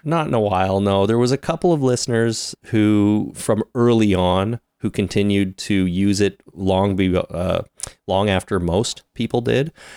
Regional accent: Canada; We are so Canadian.

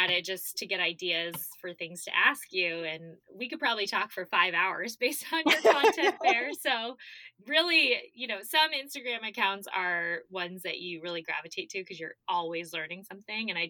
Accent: Arizona, United States; born or raised there

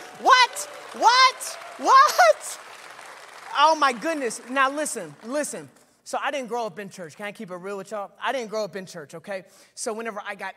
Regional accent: Nashville, Tennessee, United States; I'm from Nashville, Tennessee

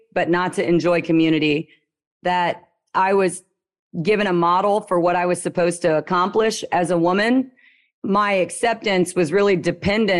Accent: Louisiana, United States; I'm from Louisiana. The accent I have is a lot lower and slower.

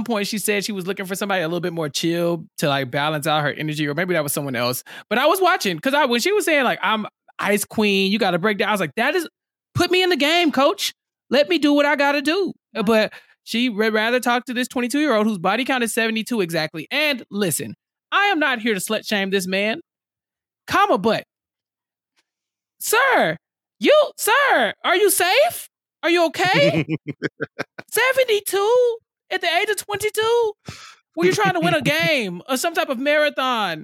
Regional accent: Texas, United States; as a Texan

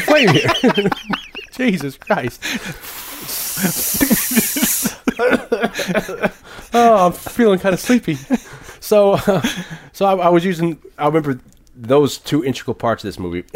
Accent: New Haven, Connecticut, United States; also born or lived in Hamden, Connecticut; I was born in New Haven, raised there, moved to the suburb Hamden

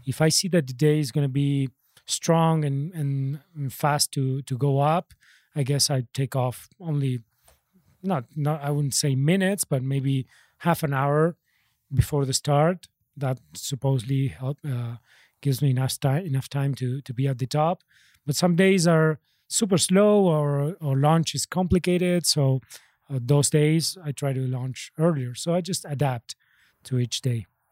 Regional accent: Argentina; I'm from Argentina

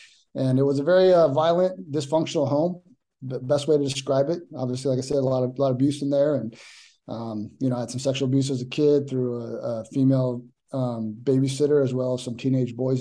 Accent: La Habra, California, United States; I grew up in La Habra, California, which is actually like Whittier, which is Los Angeles County

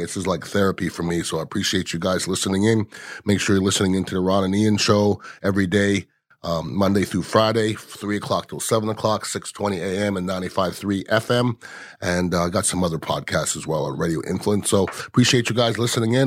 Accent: Canada; now in United States; I'm from Canada

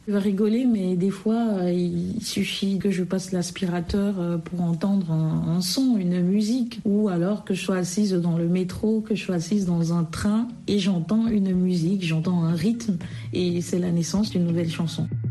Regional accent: Anglophone Cameroon, Cameroon; moved away; j'ai grandi euh, au Cameroun, par exemple, dans un contexte plutôt bilingue, tantôt anglophone, tantôt francophone, ou très souvent francophone, mais je suis originaire de la partie euh, euh, du Cameroun anglophone

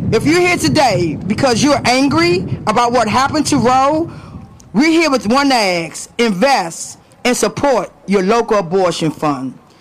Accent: Washington, District of Columbia, United States; I'm also a DC native, born and raised in Washington, DC, and Southeast

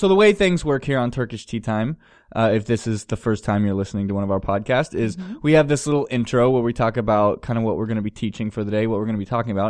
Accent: San Francisco, California, United States; I'm from San Francisco.

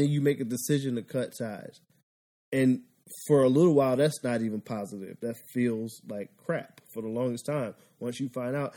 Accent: Philadelphia, Pennsylvania, United States; moved away; I'm from Philadelphia

